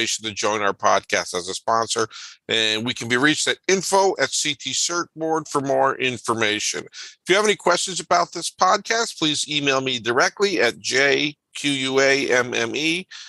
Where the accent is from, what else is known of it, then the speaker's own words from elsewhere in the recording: Connecticut, United States; growing up in Connecticut